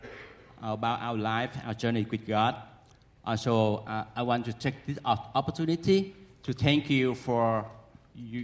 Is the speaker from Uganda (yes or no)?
no; Vietnam; moved away; also born or lived in United States; I went back to my home country, it's Vietnam